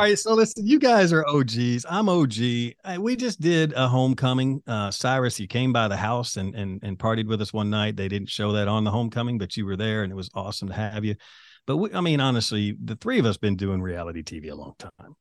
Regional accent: the South, United States; I'm from the South. I'm I'm kind of the country guy

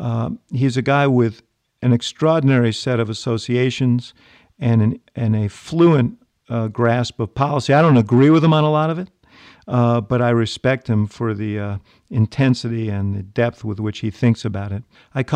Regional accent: New York, United States; moved away; also born or lived in Chicago; I grew up in New York

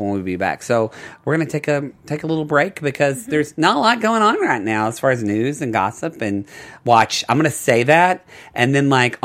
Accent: the South, United States; I'm from the South

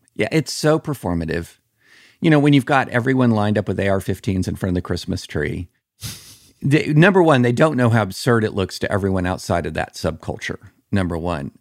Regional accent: the South, United States; growing up in the South

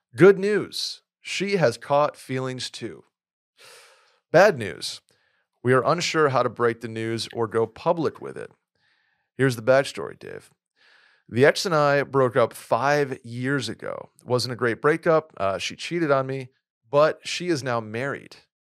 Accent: Saratoga Springs, New York, United States; moved away as an adult; also born or lived in Boston; I moved from my hometown of Saratoga to Boston for school

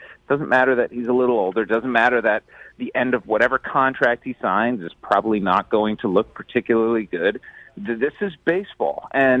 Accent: Midwest, United States; I live in Kansas City, Rich, so I can actually say it without being accused of having coastal bias. I am a Midwesterner born, bred, and true.

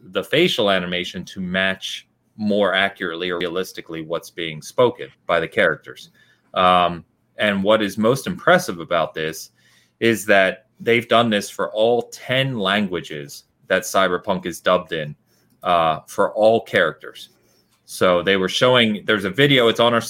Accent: England, United Kingdom; I'm also English

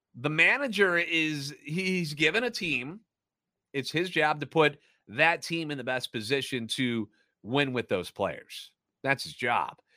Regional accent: St. Louis, Missouri, United States; born or raised there

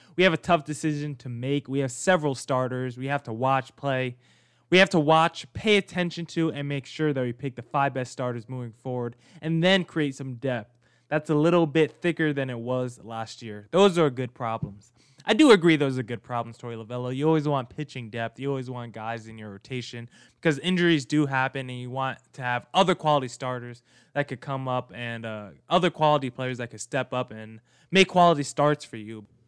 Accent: New Jersey, United States; I'm from Jersey as well.

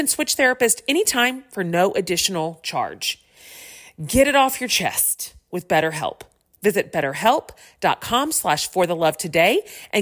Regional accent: Texas, United States; I am from Texas, so fall is a metaphorical concept here

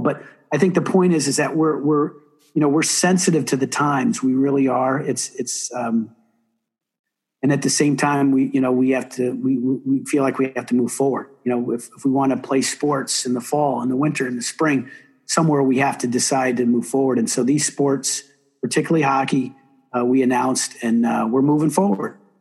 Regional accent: South Bend, Indiana, United States; moved away; I didn't grow up a hockey guy uh, in Indiana, but I grew up in South Bend

